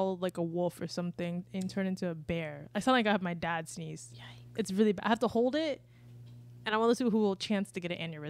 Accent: Palm River, Florida, United States; where we came from Palm River?

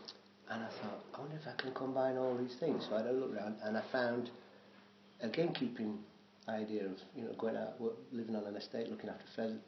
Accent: Sheffield, Yorkshire and the Humber, United Kingdom; moved away as an adult; also born or lived in London; now in Scotland, United Kingdom; I'm from Sheffield, which is Yorkshire in the middle, right in the middle.

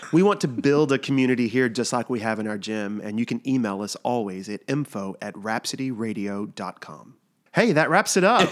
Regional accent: Texas, United States; moved away; also born or lived in New York; I grew up in Texas

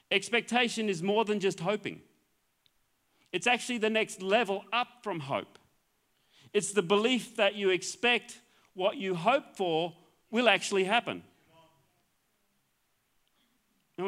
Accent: Queensland, Australia; I'm a Queenslander.

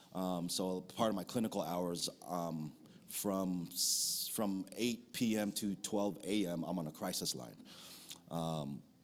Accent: United States; also born or lived in Philippines; I'm an American

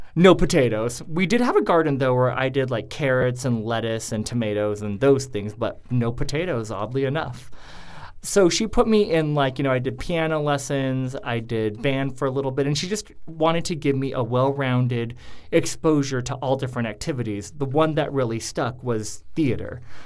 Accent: Coeur d'Alene, Idaho, United States; moved away; I actually grew up in a uh, semi small town in Idaho called Coeur d'Alene

